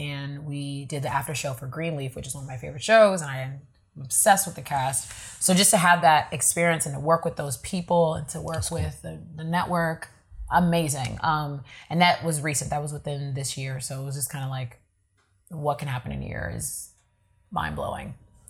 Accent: Nigeria; because I'm Nigerian, so you know what that is.

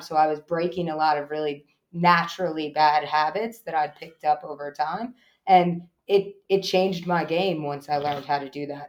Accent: Eastern Long Island, New York, United States; now in Johnston County, North Carolina, United States; I grew up in Eastern Long Island

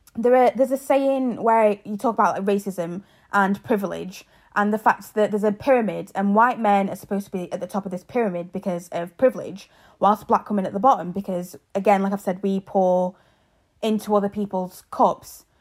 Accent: England, United Kingdom; moved away as an adult; also born or lived in Zambia; now in Ireland; I was born in Zambia, grew up in England and now live in Ireland.

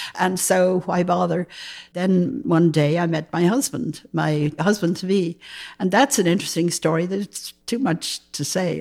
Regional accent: Dublin, Leinster, Ireland; moved away as an adult; also born or lived in New York / Los Angeles; now in Berkeley, United States; I grew up in Dublin, Ireland

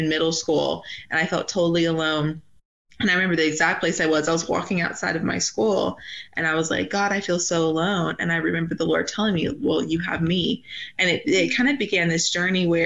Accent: Georgia, United States; moved away as an adult; also born or lived in Nashville, Tennessee; now in Wyoming, United States; I was born and raised in Georgia

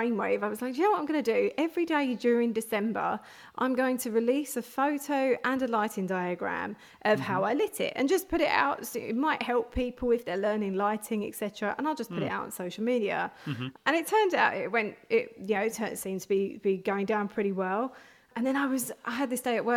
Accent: London, United Kingdom; moved away as an adult; now in Hertfordshire, United Kingdom; I grew up in North London, but I moved out a little bit further.

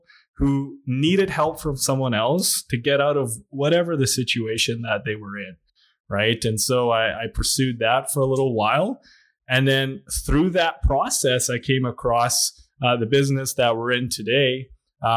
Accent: Williams Lake, British Columbia, Canada; moved away; also born or lived in Lac La Biche, Alberta; I was born in Williams Lake, BC.

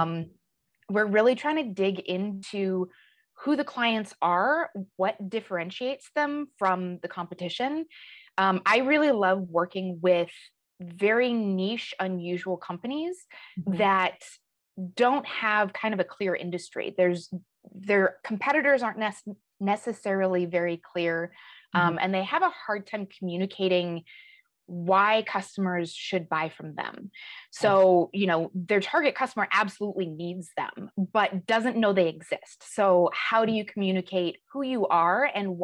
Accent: Colorado Springs, Colorado, United States; moved away as an adult; also born or lived in Western New York / Southern California; now in Chicago, United States; I grew up in Colorado, Colorado Springs.

